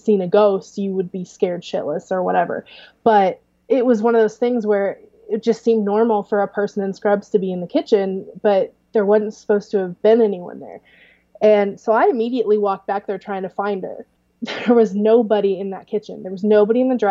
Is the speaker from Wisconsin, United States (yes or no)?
no; Clarksburg, Missouri, United States; small was where I grew up in Clarksburg, which is 300